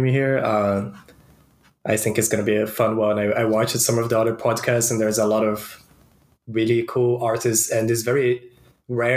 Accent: Brazil; moved away; I'm originally from Brazil

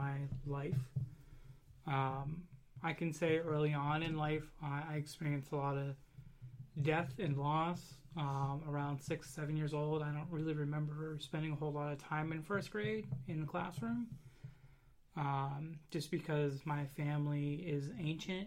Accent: Western Pennsylvania, United States; I'm from Western Pennsylvania, so we have the shower that's in the basement

